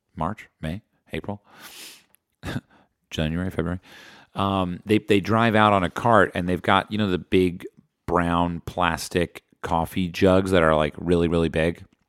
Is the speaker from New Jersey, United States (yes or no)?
yes; New Jersey, United States; my home state